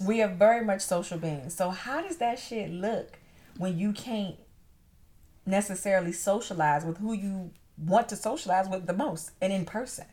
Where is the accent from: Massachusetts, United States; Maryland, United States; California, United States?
Maryland, United States; go back to my hometown